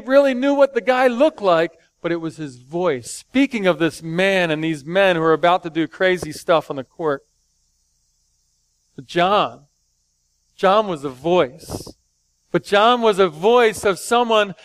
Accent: Philadelphia, Pennsylvania, United States; I grew up watching him in Philly back in the day. I'm 4 or 5 years old playing basketball

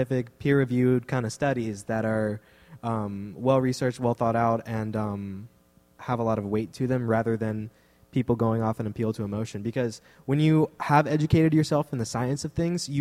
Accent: Texas, United States; I'm from Texas

